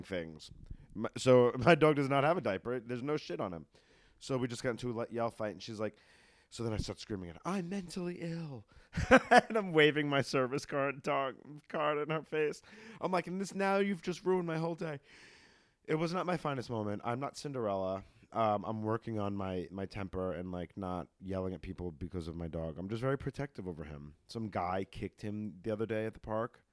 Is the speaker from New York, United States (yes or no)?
yes; New York, United States; moved away; I'm from New York